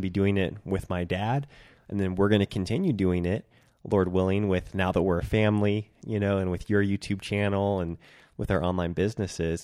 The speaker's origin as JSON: {"language": "English", "town": "Centralia", "region": "Washington", "country": "United States", "tie": "born or raised there", "moved": "yes", "lives_now": "Bend, Oregon, United States", "said": "moving up to my hometown, Centralia, Washington, in August"}